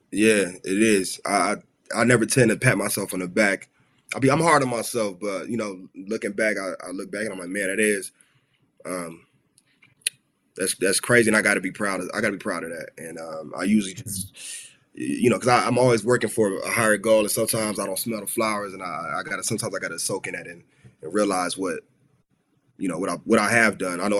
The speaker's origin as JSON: {"language": "English", "town": "Los Angeles", "region": "California", "country": "United States", "tie": "born or raised there", "said": "I grew up in South Central. Okay. L.A."}